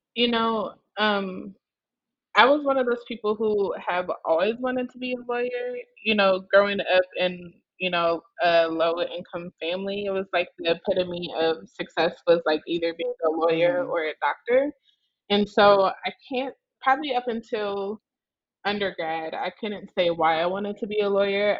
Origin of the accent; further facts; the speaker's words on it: Omaha, Nebraska, United States; now in New Orleans, United States; I am originally from Omaha, Nebraska.